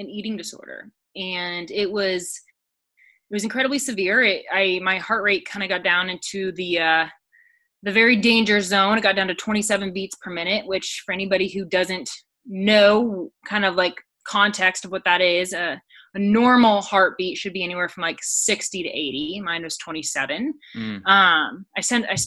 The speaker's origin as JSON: {"language": "English", "region": "Midwest", "country": "United States", "said": "I'm from the Midwest, which it's like land of the corn"}